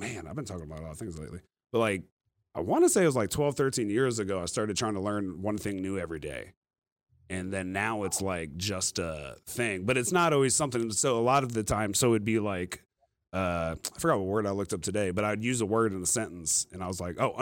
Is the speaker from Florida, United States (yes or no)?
no; Virginia, United States; moved away; also born or lived in Arizona / North Carolina; I'm from Virginia